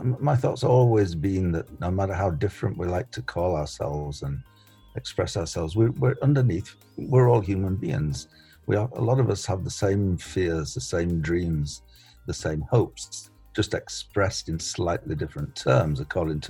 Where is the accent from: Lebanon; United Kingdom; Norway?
United Kingdom; England; moved away as an adult; now in Canada